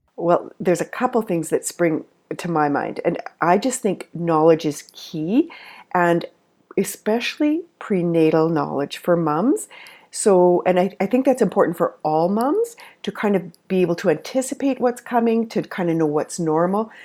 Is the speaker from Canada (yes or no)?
yes; Canada; I'm a Canadian nurse and lactation consultant